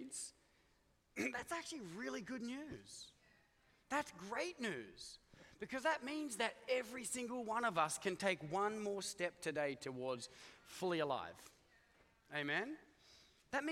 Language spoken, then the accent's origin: English; Australia; now in United States; I come from Australia